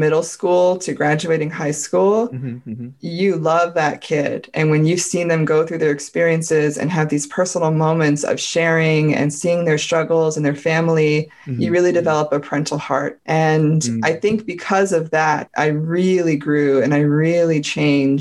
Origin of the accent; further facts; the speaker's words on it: United States; I'm like as American as you can get